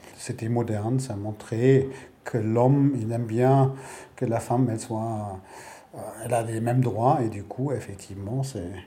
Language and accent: French; Berlin, Germany; chez nous, à Berlin-Ouest